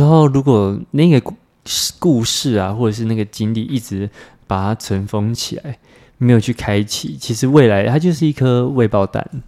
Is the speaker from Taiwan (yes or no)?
yes; Taiwan; 我们在这样的生社会氛围下长大， 对， 对啊，因为也不是只有台湾啦